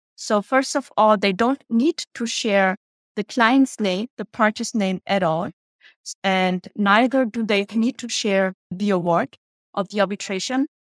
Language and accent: English; Germany; moved away as an adult; also born or lived in Vietnam / Vienna, Austria; now in Paris, France; I grew up in Germany, was born in Vietnam